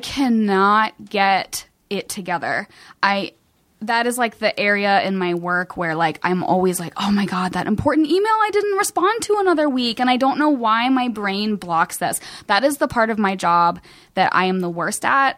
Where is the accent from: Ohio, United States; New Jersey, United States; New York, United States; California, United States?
Ohio, United States; Cincinnati; moved away as an adult; also born or lived in Kentucky; now in Los Angeles, United States; I'm from Cincinnati. Um, I, like, I, Kentucky is my home, um, and I lived there the last ten years.